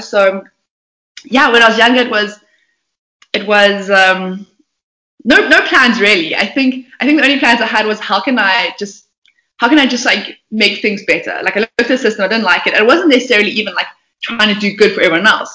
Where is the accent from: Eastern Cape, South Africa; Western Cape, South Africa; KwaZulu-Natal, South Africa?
Eastern Cape, South Africa; Port Elizabeth; I was born um, in Port Elizabeth, not a very auspicious town.